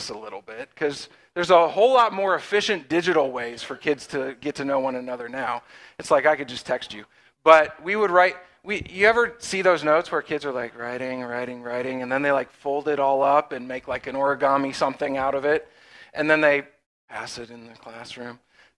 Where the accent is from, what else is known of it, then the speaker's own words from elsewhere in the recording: Pennsylvania, United States; But we are from Western PA. Megan was born and raised in Oil City, just down the road. And I am a little bit from all over, but Western PA is home.